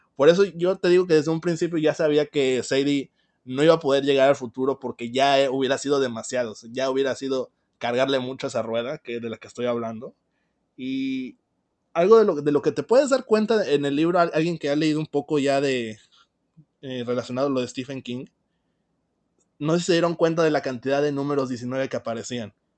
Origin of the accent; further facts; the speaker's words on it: Mexico; en mi país, México